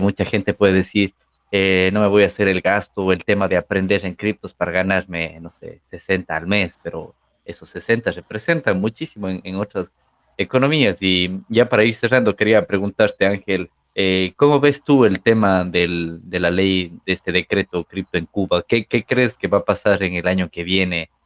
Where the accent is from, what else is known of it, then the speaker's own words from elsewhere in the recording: Ecuador; Ecuador, de donde yo soy